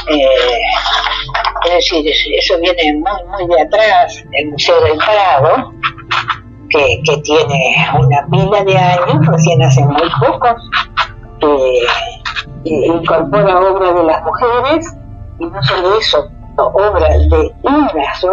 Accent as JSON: {"language": "Spanish", "town": "Nogoyá", "region": "Entre Ríos", "country": "Argentina", "said": "siempre estoy eh, teniendo en cuenta y mostrando que vengo de Noguyá."}